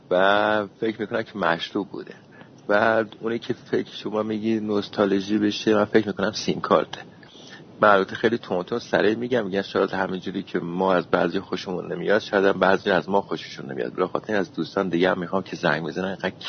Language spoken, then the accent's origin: Persian; Kerman, Kerman Province, Iran; من هم از اتفاقا از کرمانم